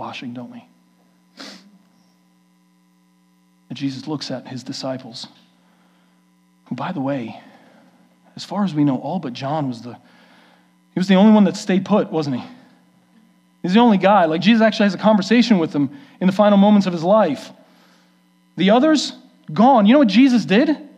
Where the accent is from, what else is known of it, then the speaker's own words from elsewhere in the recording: New York City, New York, United States; moved away; We grew up in New York City